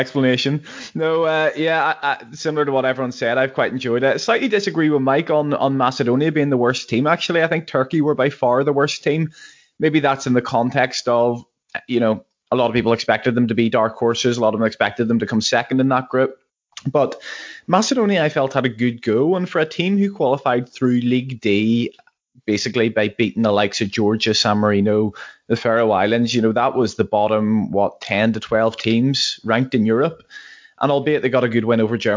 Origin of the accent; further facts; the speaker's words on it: Northern Ireland, United Kingdom; we're obviously from Northern Ireland